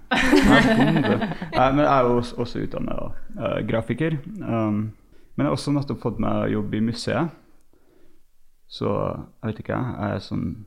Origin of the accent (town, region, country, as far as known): United States; also born or lived in Trondheim, Norway; now in Norway